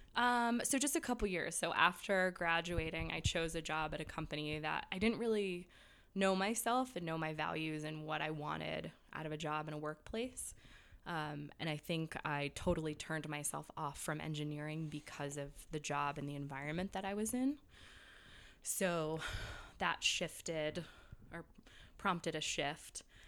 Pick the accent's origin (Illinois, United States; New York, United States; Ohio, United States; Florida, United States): New York, United States; moved away; also born or lived in England / California / Boston; I grew up in New York